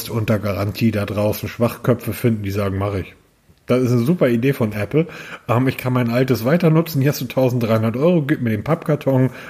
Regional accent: Northern Germany, Germany; Weil ich als Norddeutscher vielleicht bekomme ich eher so ein Gerät.

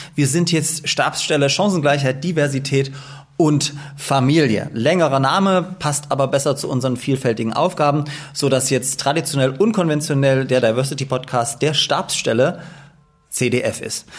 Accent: Dresden, Saxony, Germany; now in Leipzig, Germany; Ich bin ja auch in Dresden geboren

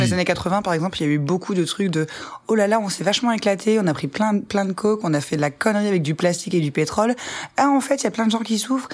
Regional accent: Ardennes, Grand Est, France; je viens des Ardennes, qui est une, petite bourgade dans le nord de la France

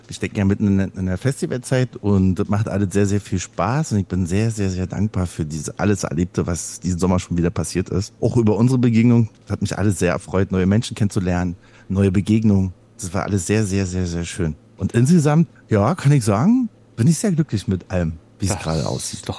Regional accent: East Germany, Germany; also ich komme ja aus dem Osten

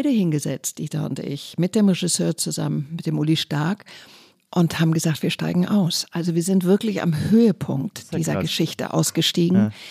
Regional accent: North Rhine-Westphalia, Germany; Ich komme aus dem Kölner Raum, deswegen ah. habe ich mich ganz

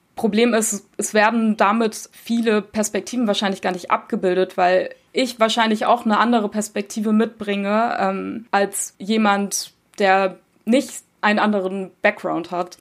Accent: Germany; ich bin in Deutschland geboren und aufgewachsen, meine Eltern kommen aus der Türkei

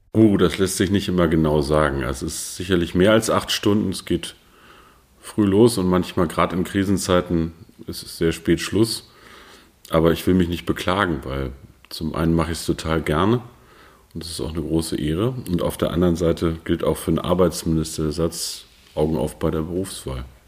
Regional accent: Peine, Lower Saxony, Germany; moved away as an adult; also born or lived in Brandenburg; Ich komme aus der niedersächsischen Stadt Peine

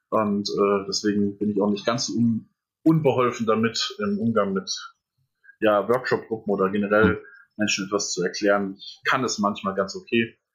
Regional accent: Etzen-Gesäß, Hesse, Germany; also born or lived in Erbach; Ich bin äh, geboren in Erbach im Odenwald. Und dann habe ich im wunderschönen Etzen gesäß meine Kindheit verbracht.

